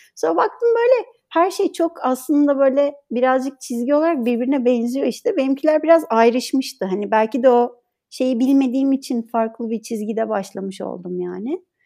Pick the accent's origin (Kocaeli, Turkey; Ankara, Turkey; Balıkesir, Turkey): Ankara, Turkey; moved away as an adult; also born or lived in Istanbul; now in Izmir, Turkey; Ankara doğumluyum